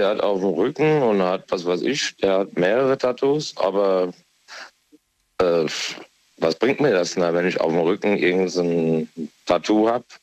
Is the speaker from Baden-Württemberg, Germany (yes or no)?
no; Aarbergen, Hesse, Germany; Abergen, das ist hier Rheingau-Taunus-Kreis.